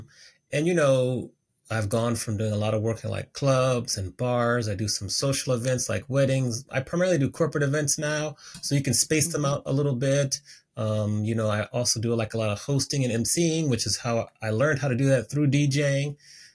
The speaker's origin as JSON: {"language": "English", "town": "Washington", "region": "District of Columbia", "country": "United States", "tie": "born or raised there", "said": "I grew up on the East Coast of the United States, so the Washington, D.C. area, went to Howard University."}